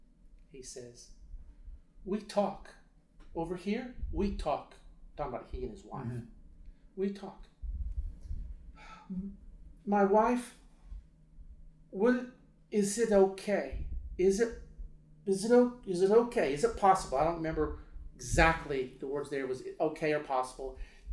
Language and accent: English; Beirut, Beirut Governorate, Lebanon; A lot of violence, so much violence in Lebanon at that time. We are from Beirut.